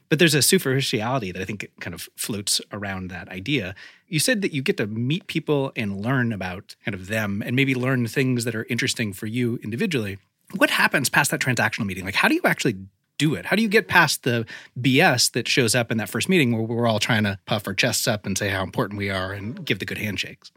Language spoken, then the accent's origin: English; Oregon, United States; moved away as an adult; also born or lived in Los Angeles; now in Marin County, United States; I grew up in Oregon, and for me, growing up in Oregon and going to school in Los Angeles